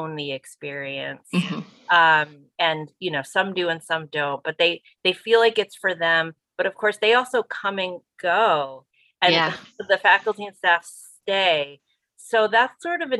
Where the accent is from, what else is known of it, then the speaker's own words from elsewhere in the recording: New Jersey, United States; now in Western Massachusetts, United States; I'm from New Jersey originally, I've been floating around Western Mass for a while now, a long time